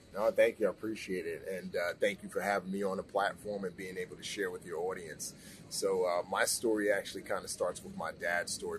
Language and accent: English; New York City, New York, United States; also born or lived in Nigeria; she permanently relocated my brother and I, uh, along with herself, um, back to the States, and I grew up in the Bronx.